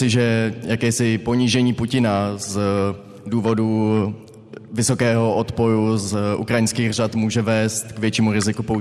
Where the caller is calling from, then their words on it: Most, Ústí nad Labem Region, Czechia; Dobrý večer … a jsem z Pedagogického ulice v Mostě